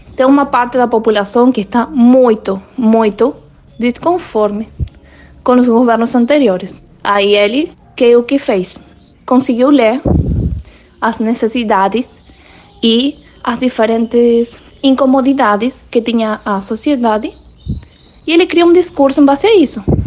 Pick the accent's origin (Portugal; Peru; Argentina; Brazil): Argentina; sou da Argentina